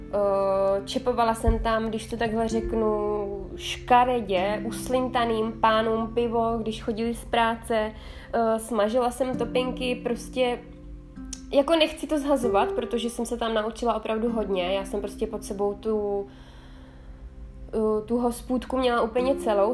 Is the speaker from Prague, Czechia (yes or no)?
no; South Moravian Region, Czechia; moved away as an adult; now in Italy; Jsem moravačka z duší Italky. Já jsem se narodila na Jižní Moravě, kterou teda samozřejmě miluju. Doteď se tam moc rád, doteď se tam moc, moc ráda vracím.